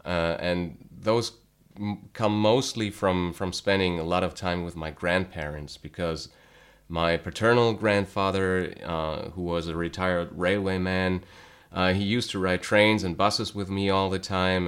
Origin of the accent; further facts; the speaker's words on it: North Rhine-Westphalia, Germany; also born or lived in Cologne; I was born, uh, and then later raised in, um, a small town in North Rhine-Westphalia, which is in the west of Germany